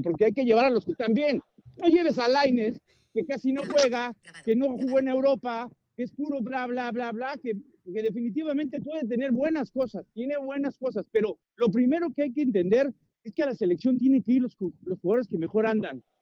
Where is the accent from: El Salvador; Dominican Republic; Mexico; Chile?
Mexico; Como decimos los mexicanos